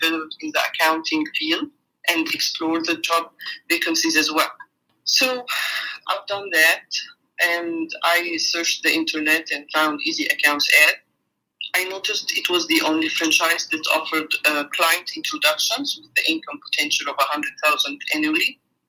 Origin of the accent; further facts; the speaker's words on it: New Zealand; moved away as an adult; now in Melbourne, Australia; We have moved to Melbourne 2 years ago. We come from New Zealand. My husband and I own two businesses in New Zealand, one of which was a franchise